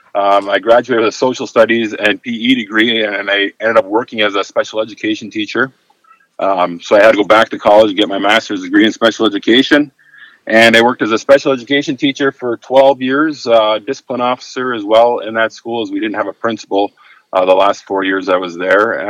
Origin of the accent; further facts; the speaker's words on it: Upper Michigan, United States; I, I, was born and raised in Upper Michigan, a small little town, and, and I've been lucky enough to uh, work in the same small town